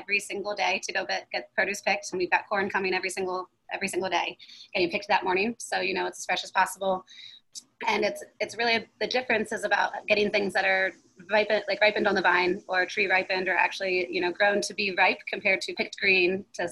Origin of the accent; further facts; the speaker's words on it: Smyrna Park, Maryland, United States; I grew up in Smyrna Park, Maryland